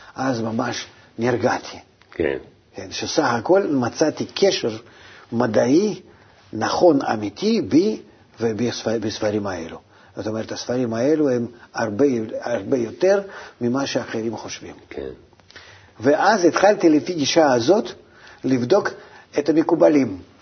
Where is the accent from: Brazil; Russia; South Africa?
Russia; moved away as an adult; now in Israel; גם ברוסיה, אתה מבין? מאיפה שבאתי